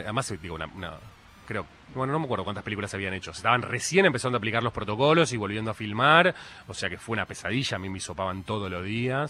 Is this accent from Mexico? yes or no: no; Argentina; como argentinos